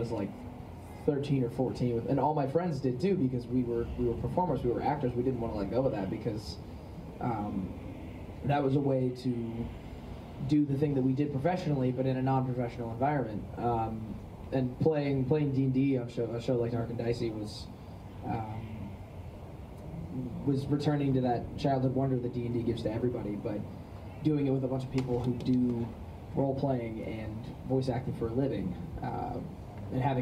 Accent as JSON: {"language": "English", "town": "Los Angeles", "region": "California", "country": "United States", "tie": "born or raised there", "said": "the environment I grew up in Los Angeles"}